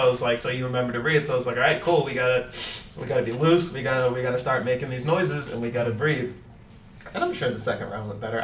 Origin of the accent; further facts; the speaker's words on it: St. Louis, Missouri, United States; moved away; I'm from St. Louis.